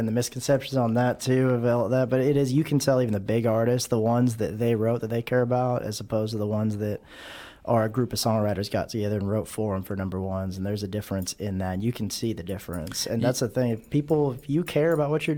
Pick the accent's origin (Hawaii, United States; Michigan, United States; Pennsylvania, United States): Hawaii, United States; now in Texas, United States; I grew up in Hawaii, I live in Texas now